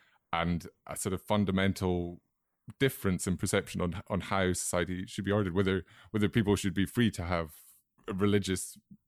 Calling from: London, United Kingdom; I'm speaking from London

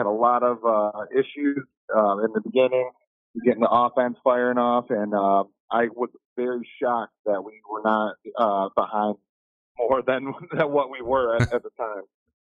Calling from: Grand Rapids, Michigan, United States; I'm from Grand Rapids, Michigan.

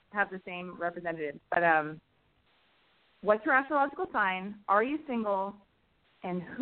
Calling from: New York, United States

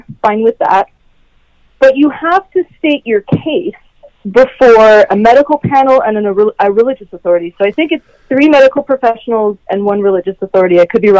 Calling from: Los Angeles, California, United States; I'm doing great. Calling from Los Angeles.

